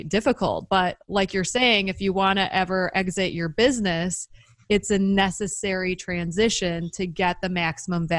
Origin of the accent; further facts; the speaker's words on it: Midwest, United States; growing up in the Midwest